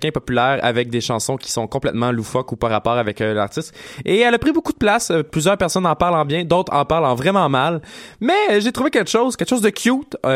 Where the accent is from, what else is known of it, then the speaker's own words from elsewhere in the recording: Granby, Quebec, Canada; vu qu'on vient de Granby, on n'a pas beaucoup de contacts à Montréal.